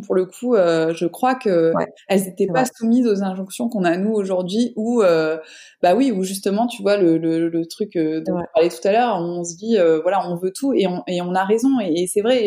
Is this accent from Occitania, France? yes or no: no; Avignon, Provence-Alpes-Côte d'Azur, France; now in Marseille, France; moi je suis sudiste, mais je suis pas de Marseille là-bas je suis d'Avignon, enfin entre Avignon et saint de Provence